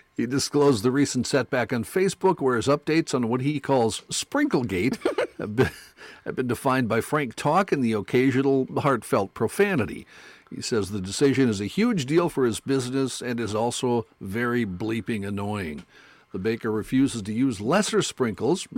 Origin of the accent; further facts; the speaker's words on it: North Dakota, United States; I did not grow up on a farm or near a farm, even though I grew up in North Dakota.